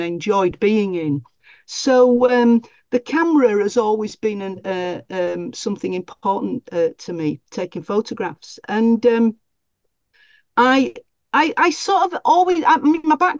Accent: Leeds, Yorkshire and the Humber, United Kingdom; now in Wakefield, United Kingdom; I'm from Leeds originally, my birthplace is Leeds, but I've lived in Wakefield for well over 30-odd years

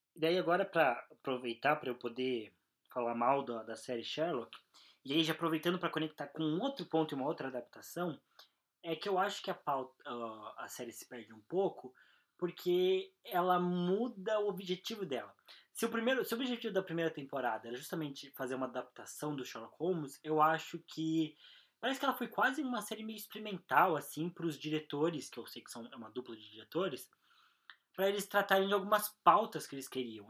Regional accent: Brazil; a gente é brasileiro

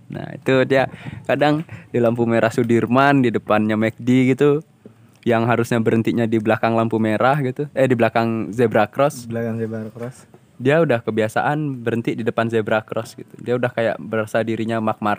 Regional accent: Balikpapan, East Kalimantan, Indonesia; now in Yogyakarta, Indonesia; kan aku dari Kalimantan kan dari Balikpapan.

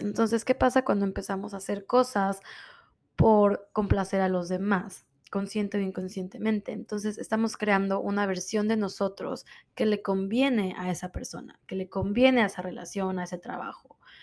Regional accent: Mexico; moved away as an adult; now in Miami, United States; Soy de México, vivo en Miami hace 13 años

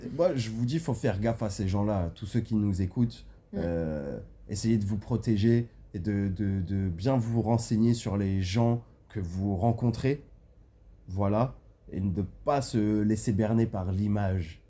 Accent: France; je suis de la France

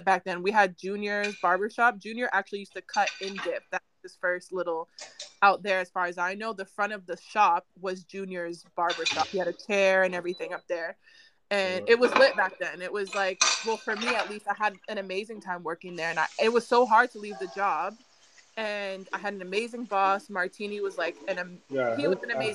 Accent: United States; moved away as an adult; also born or lived in Vancouver; So for me growing up, I grew up in the States

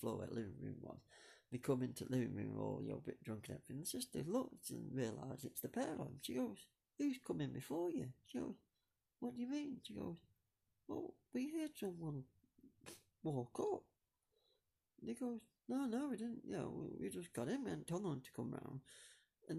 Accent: Buxton, East Midlands, United Kingdom; born or raised there

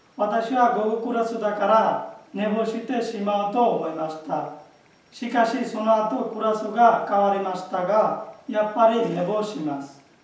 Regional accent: Bangladesh; Japanese is a second language; moved away as an adult; now in Japan; 去年5月にバングラデシュから参りました

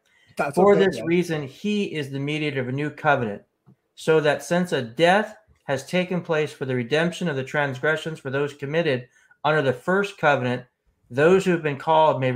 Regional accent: United States; I'm an American as well

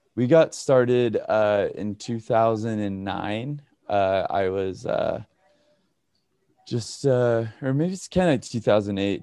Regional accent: Redding, California, United States; now in Pasadena, United States; I grew up in uh, Redding, California, um, all the way up north

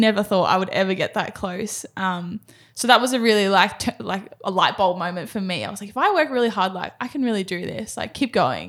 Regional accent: Sydney, New South Wales, Australia; moved away as an adult; now in Gold Coast, Australia; I grew up in Sydney, in Cronulla.

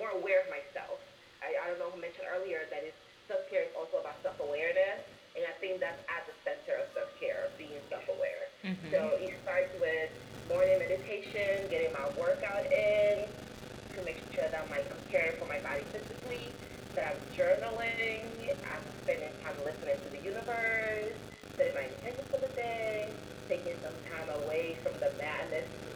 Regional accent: New York, United States; also born or lived in Washington, D.C.; now in St. Petersburg, United States; I recently moved to Florida, St. Petersburg from D.C., well, I'm from New York originally

